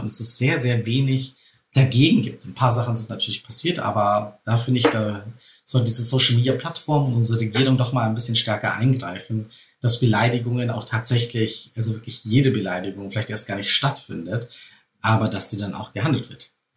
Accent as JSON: {"language": "German", "region": "Bavaria", "country": "Germany", "said": "bei uns in Bayern hieß es früher Spätzlewirtschaft"}